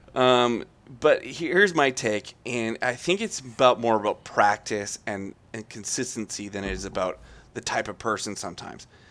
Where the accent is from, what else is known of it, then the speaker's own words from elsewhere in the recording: Calgary, Alberta, Canada; I'm from Calgary